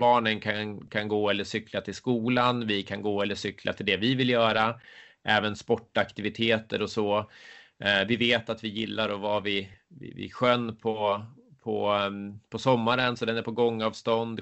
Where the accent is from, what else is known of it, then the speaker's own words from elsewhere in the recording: Södertälje, Stockholm County, Sweden; moved away as an adult; also born or lived in Huddinge / United States / Sandviken; now in Leksand, Sweden; Jag är född och uppvuxen i, i Södertälje